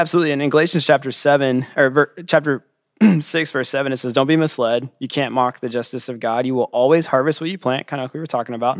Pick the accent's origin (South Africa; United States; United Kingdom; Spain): United States; California; I'm from California, and I'm the downtown campus pastor